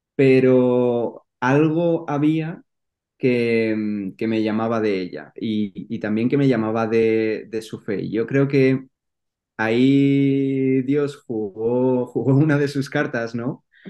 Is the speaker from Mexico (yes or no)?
no; Madrid, Community of Madrid, Spain; soy de Madrid y bueno, he vivido ahí toda mi vida